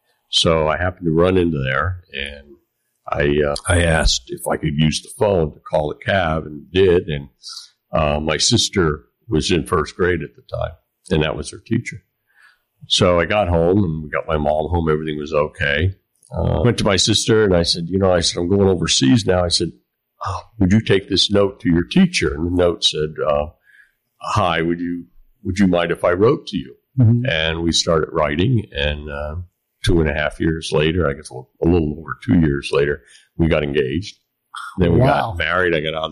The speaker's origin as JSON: {"language": "English", "region": "Kentucky", "country": "United States", "tie": "born there", "said": "I was born in Kentucky. I was. My father was in the military. So we traveled a lot."}